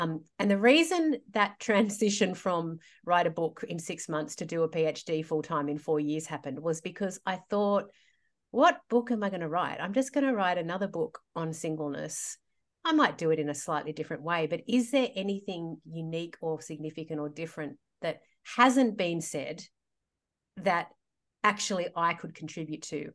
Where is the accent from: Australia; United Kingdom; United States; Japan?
Australia; Sydney, New South Wales; I'm from Sydney. I grew up here.